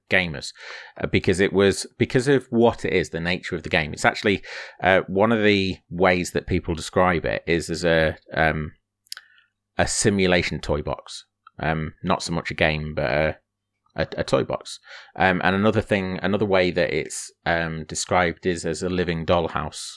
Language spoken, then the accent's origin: English; Grimsby, Yorkshire and the Humber, United Kingdom; a shop that we used to have in Grimsby, i, in my, in my hometown